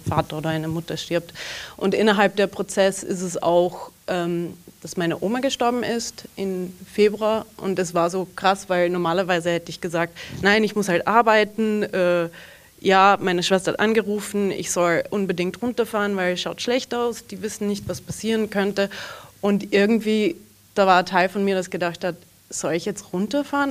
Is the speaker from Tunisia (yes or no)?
no; Canada; also born or lived in Southern Burgenland, Austria; now in Austria; ich bin in Kanada aufgewachsen, meine ganze Familie kommt aus einem kleinen Dorf in Südburgenland, Österreich